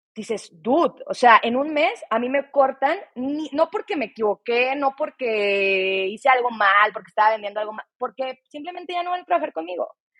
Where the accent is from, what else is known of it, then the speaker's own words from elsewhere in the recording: Torreón, Coahuila, Mexico; estuve en el TEC de Monterrey, en Torreón, de donde yo soy